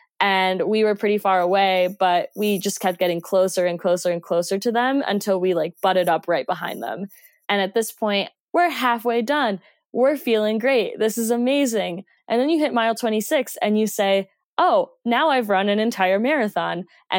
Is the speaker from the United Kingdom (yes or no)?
no; Colombia; English is a second language; also born or lived in Mexico; now in Jackson Hole, United States; I'm originally from Colombia and went to school in Mexico, and I'm currently based in Jackson Hole, Wyoming. So I've been all over the place.